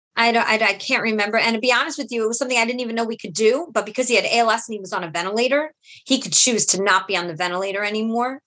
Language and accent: English; New York City, New York, United States; I was uh, born and raised in Brooklyn